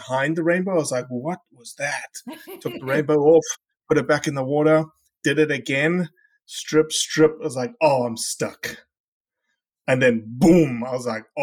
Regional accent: South Africa; I'm from South Africa

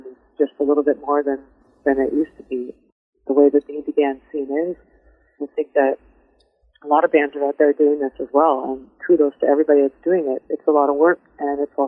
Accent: London, Ontario, Canada; My hometown is London

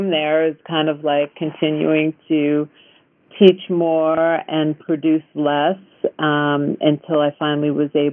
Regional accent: Long Island, New York, United States; now in Topanga, United States; I was brought up on Long Island.

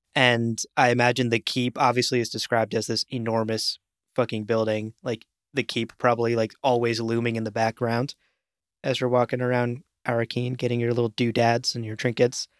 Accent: New York, United States; as a New Yorker

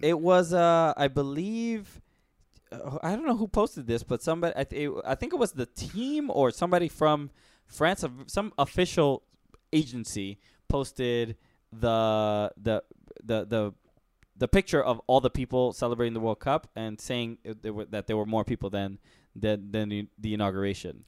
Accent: United States; as an American

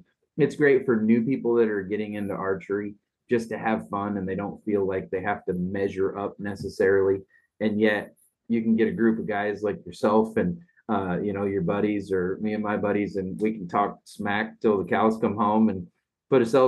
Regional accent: Midwest, United States; as a boy growing up in the Midwest

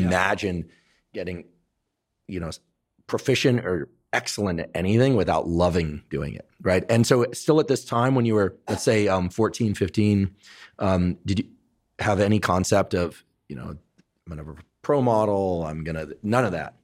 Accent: Northern California, United States; I was from Northern California

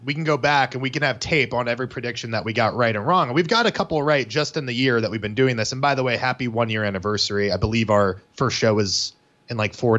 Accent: United States; we're American egocentric assholes

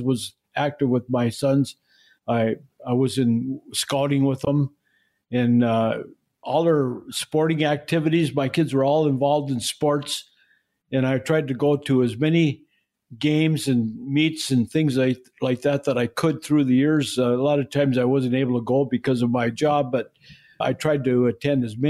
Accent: Duluth, Minnesota, United States; I grew up in the western part of Duluth, close to the hillside.

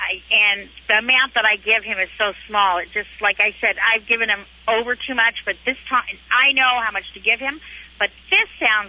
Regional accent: Maine, United States; Well, I'm in Florida, but we're from Maine.

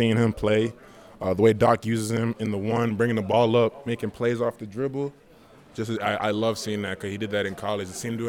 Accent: Canada; Born in Canada, but my family from Congo.

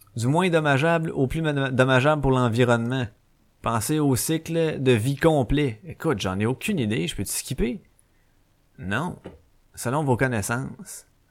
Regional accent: Quebec, Canada; Je suis né au Québec

